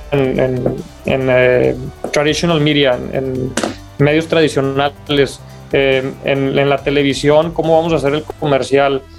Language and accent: Spanish; Mexico; como mexicano este, en Estados Unidos